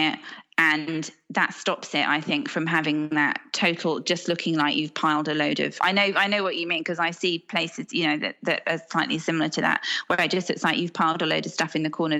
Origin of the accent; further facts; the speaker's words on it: Hong Kong; And I was brought up abroad in Hong Kong and I'm quite transient.